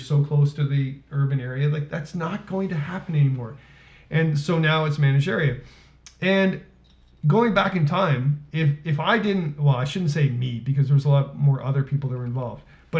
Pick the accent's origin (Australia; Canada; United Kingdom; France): Canada; Milton, Ontario; now in Peterborough, Canada; when I moved up here, I'm from Milton originally, when it was a cow town, a farm community. And I moved up to Peterborough